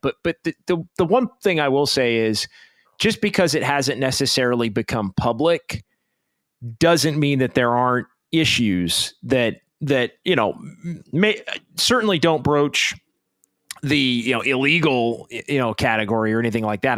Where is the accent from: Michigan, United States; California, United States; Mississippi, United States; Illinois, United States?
California, United States; Sacramento; my hometown of Sacramento